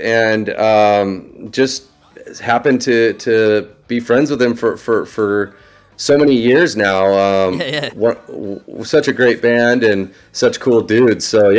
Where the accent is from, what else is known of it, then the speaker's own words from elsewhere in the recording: Orange County, Southern California, United States; growing up in Orange County and Southern California